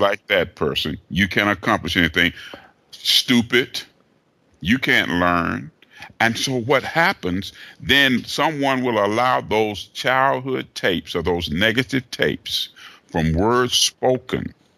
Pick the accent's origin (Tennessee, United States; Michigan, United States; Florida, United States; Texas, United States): Tennessee, United States; Chattanooga; moved away as an adult; now in Atlanta, United States; Originally born and raised in Chattanooga, Tennessee.